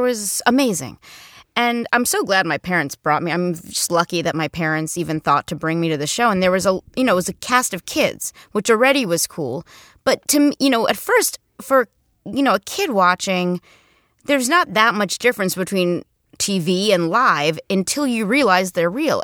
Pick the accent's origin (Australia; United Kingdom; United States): United States; New Jersey; moved away as an adult; also born or lived in New York; I grew up in Jersey, then I lived in New York and did, like, theater for a long time